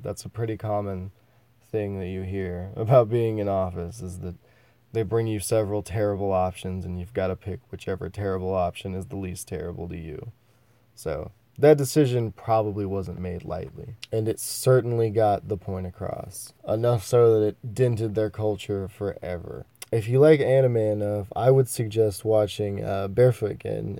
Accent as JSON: {"language": "English", "country": "United States", "tie": "born or raised there", "said": "I am an American, born in the United States of America"}